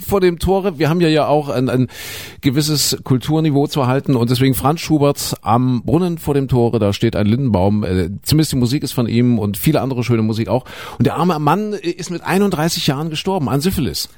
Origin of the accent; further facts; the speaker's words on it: Saxony-Anhalt, Germany; das ist Sachsen-Anhalt, meine, meine Heimat